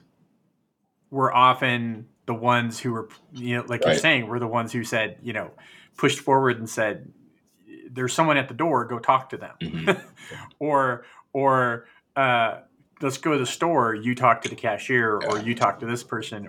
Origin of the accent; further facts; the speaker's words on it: Fresno, California, United States; I grew up in California